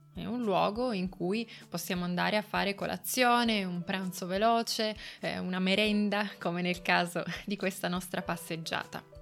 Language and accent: Italian; Turin, Piedmont, Italy; Torino che è la città in cui io sono nata, non è la città in cui io ho vissuto, io ho vissuto fuori Torino, in campagna, ma ho lavorato e studiato a Torino per moltissimi anni